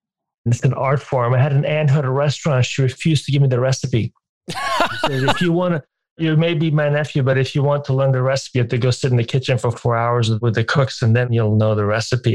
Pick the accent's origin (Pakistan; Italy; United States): Italy; Bologna, Emilia-Romagna; moved away; Look, I am from Bologna